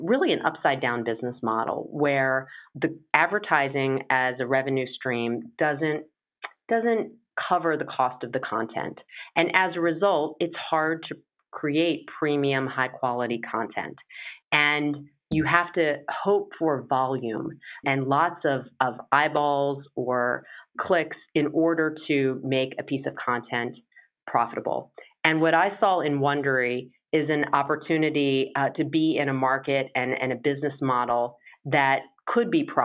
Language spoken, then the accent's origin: English; Maryland, United States; moved away; also born or lived in Virginia; I'm originally from Maryland